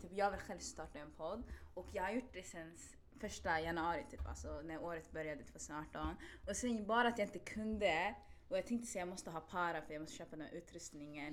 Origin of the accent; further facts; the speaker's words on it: Stockholm, Stockholm County, Sweden; jag är från Spånga, Tensta